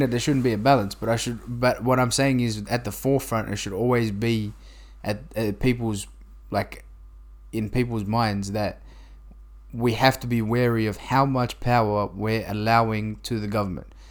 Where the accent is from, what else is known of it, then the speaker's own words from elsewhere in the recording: New South Wales, Australia; we're both from New South Wales